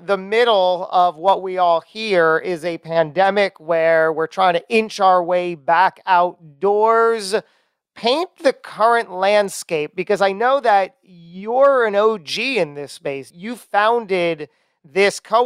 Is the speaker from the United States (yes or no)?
yes; New Jersey, United States; my home state, the Great Garden State of New Jersey